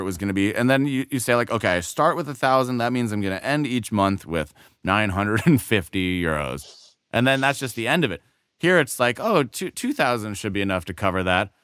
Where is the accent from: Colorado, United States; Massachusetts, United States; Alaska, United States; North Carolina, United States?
Colorado, United States; also born or lived in Europe; now in Los Angeles, United States; I grew up in Colorado